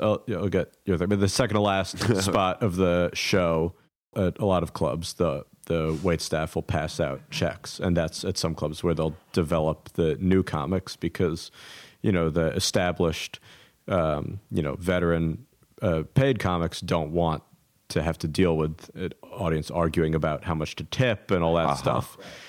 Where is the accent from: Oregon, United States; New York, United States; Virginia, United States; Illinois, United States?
New York, United States; New York City; also born or lived in Chicago; I'm from New York, and so then I moved back to New York right after I finished school